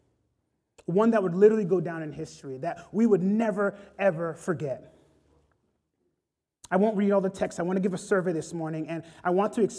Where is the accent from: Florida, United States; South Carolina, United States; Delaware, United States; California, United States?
Florida, United States; South; I'm from South Florida